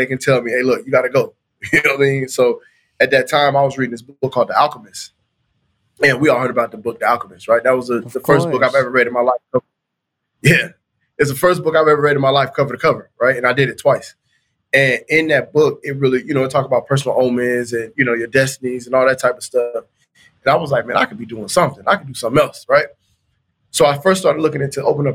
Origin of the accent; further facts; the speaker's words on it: Anderson, Indiana, United States; moved away as an adult; also born or lived in Florida / Tuskegee, Alabama; I was born in Florida, but I was raised in Anderson, Indiana.